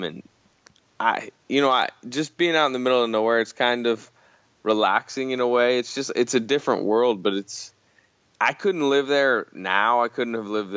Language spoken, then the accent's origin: English; North Bay, Northern California, United States; moved away as an adult; also born or lived in Oklahoma; Northern California, actually, the North Bay.